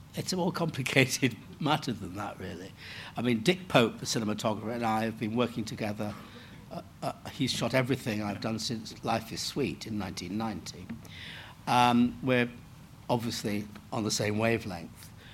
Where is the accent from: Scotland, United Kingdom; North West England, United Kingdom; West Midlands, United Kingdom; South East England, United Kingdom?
North West England, United Kingdom; Manchester; I grew up in Manchester